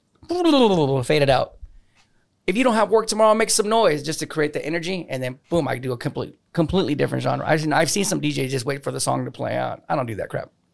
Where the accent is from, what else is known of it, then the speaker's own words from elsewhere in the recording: New Braunfels, Texas, United States; moved away as an adult; also born or lived in New Orleans, Louisiana; I was gone from New Braunfels for eighteen years straight